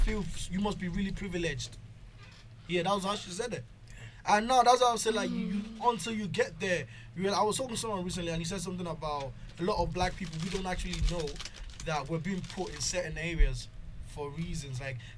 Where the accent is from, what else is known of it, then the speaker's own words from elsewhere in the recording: Nigeria; also born or lived in Clondalkin, Dublin, Ireland; now in Ireland; I'm from Nigeria